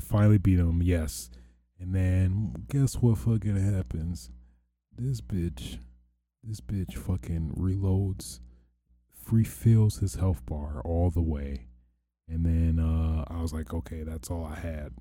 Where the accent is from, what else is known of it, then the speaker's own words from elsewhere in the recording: near Detroit, Michigan, United States; I don't wanna say I'm from Detroit, but I'm closest to Home Destroyed as a landmark